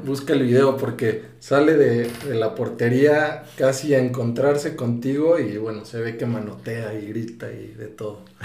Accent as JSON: {"language": "Spanish", "region": "Mexico City", "country": "Mexico", "said": "Yo siendo chilango"}